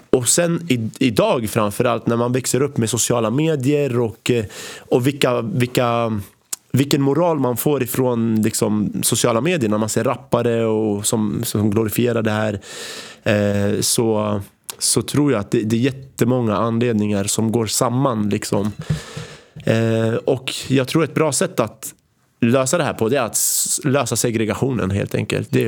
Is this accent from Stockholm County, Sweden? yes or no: yes; Jakobsberg, Stockholm County, Sweden; also born or lived in Iraq; jag är ändå född i Irak